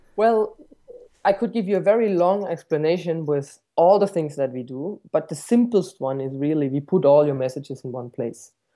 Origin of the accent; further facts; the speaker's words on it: Stuttgart, Baden-Württemberg, Germany; moved away as an adult; also born or lived in New Zealand; I was born in Stuttgart, um, uh, surrounded by inventors, so to speak. I mean, the first, uh, motor vehicle was invented, uh, just around five minutes from where I used to grow up.